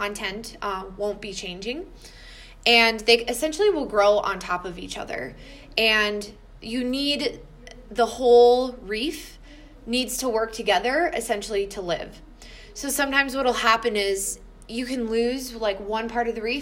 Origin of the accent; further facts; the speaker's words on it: Wisconsin, United States; where I grew up in Wisconsin, in the limestones.